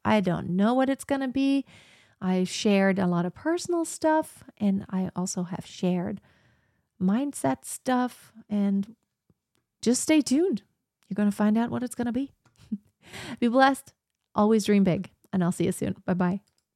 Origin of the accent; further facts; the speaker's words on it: Germany; also born or lived in United States / Texas; it's where I was born. It's my home country.